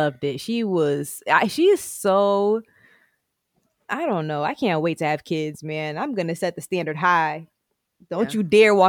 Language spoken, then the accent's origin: English; Jamaica; like, even being Black, like, there could be one person, I'm Jamaican, this person's Haitian.